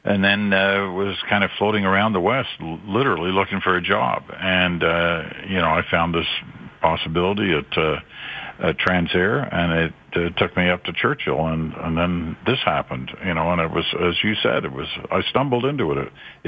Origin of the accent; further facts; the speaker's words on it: Malaysia; also born or lived in England; now in Canada; I was born in England and raised in Southeast Asia, in Malaysia. It's now Malaysia. Then it was just Malaya.